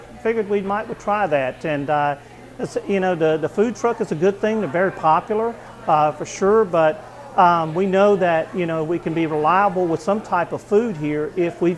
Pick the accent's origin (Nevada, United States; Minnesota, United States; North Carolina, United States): North Carolina, United States; Eastern; also born or lived in Oregon; I'm originally from Eastern North Carolina